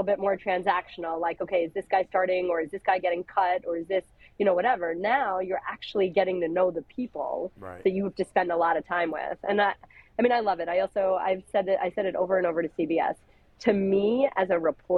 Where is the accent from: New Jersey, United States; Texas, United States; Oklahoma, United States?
New Jersey, United States; I'm an Indian girl from Jersey